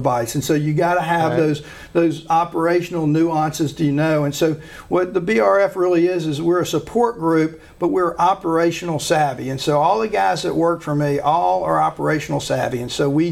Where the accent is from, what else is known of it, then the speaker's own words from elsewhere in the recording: Shreveport, Louisiana, United States; I give Shreveport all the credit for my success, because I was raised, born, trained here